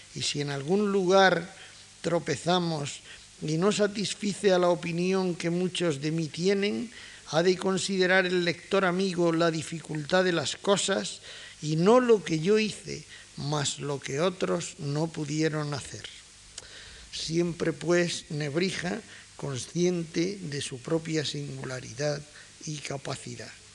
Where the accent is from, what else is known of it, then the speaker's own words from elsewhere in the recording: Granada, Andalusia, Spain; soy granadino como Casares